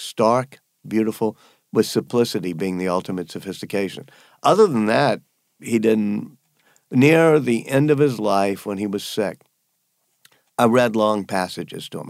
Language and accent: English; Louisiana, United States; moved away as an adult; When I was growing up in Louisiana